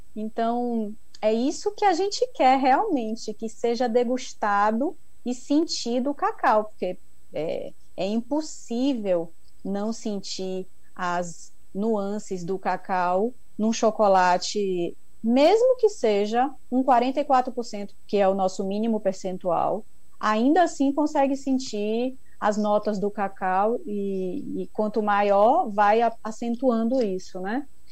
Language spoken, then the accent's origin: Portuguese; Ilhéus, Bahia, Brazil; eu sou publicitária formada, sou de Ilhéus